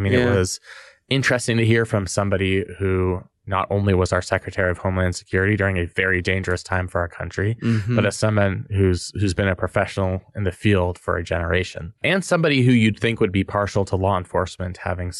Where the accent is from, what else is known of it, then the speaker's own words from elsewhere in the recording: San Francisco, California, United States; In my hometown of San Francisco.